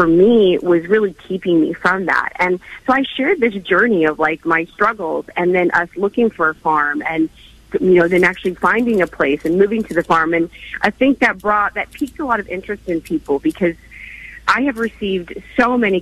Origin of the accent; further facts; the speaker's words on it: Oklahoma, United States; moved away; I was personally born and raised in Oklahoma on a farm